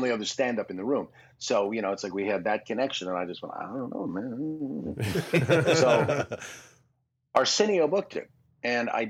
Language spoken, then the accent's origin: English; Toronto, Ontario, Canada; moved away as an adult; now in United States; up in Toronto, my hometown, but I was living here